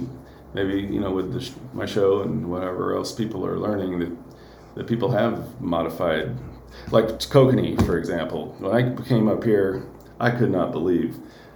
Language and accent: English; Davis, California, United States; moved away; I grew up just outside of Davis, California.